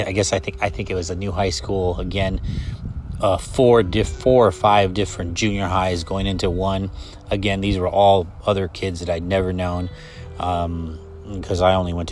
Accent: Los Angeles, California, United States; also born or lived in New York City; I grew up in Los Angeles. I was born and raised

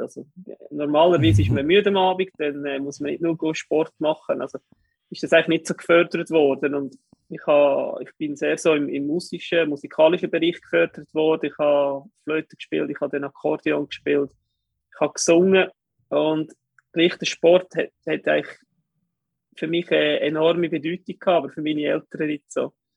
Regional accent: Kerns, Obwalden, Switzerland; Ich bin in Obwalden aufgewachsen, in Kerns

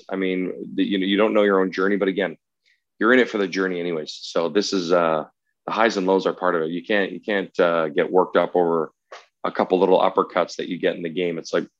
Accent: Casino, New South Wales, Australia; I'm like, oh, I'm from Casino.

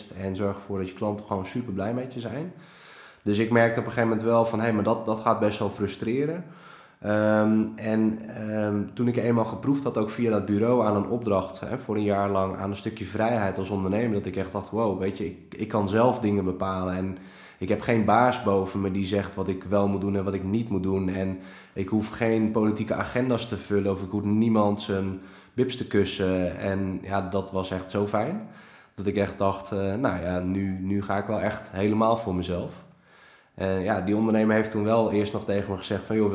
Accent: Friesland, Netherlands; Ik ben geboren en getogen Fries. En heel veel mensen kunnen dat gelukkig niet meer horen aan me.

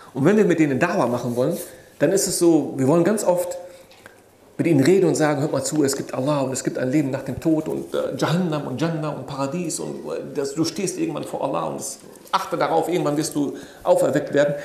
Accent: Germany; Ich bin in diesem Land groß geworden. Ich bin hier geboren, aufgewachsen

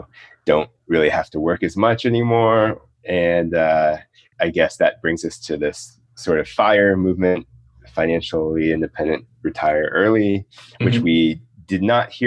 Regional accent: Jacksonville, Florida, United States; also born or lived in Chicago / Washington, D.C.; I grew up in Florida pretty much my whole life up through college. I was in Northeast Florida, Jacksonville

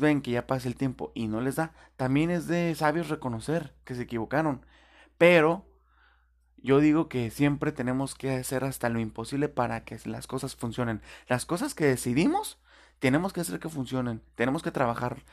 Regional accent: Tijuana, Baja California, Mexico; yo viví, cuando recién nací, estuve viviendo en Rinconada Otay.

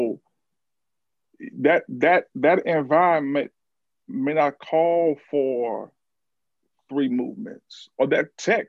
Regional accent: Alexandria, Louisiana, United States; growing up in Alexandria

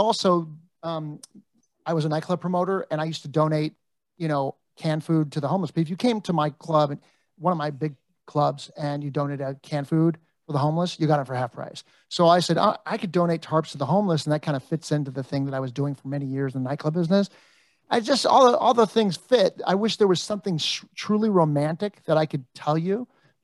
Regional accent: Los Angeles, California, United States; I'm from Encino

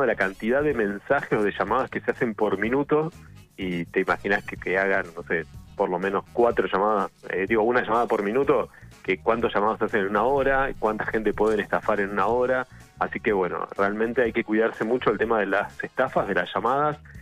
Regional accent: Argentina; yo soy de Regueira

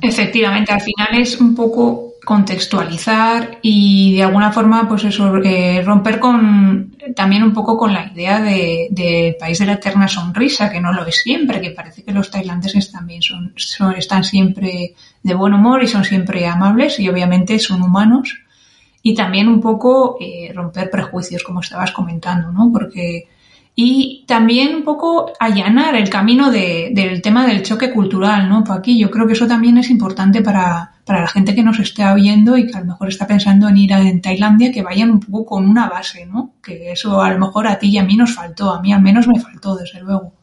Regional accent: San Sebastián, Basque Country, Spain; moved away as an adult; Nací en 1981 en San Sebastián, al norte de España.

